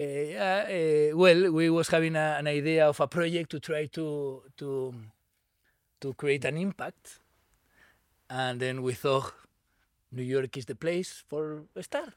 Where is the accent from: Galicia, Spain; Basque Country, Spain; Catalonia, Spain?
Catalonia, Spain; Barcelona; English is a second language; moved away; I grew up in Barcelona.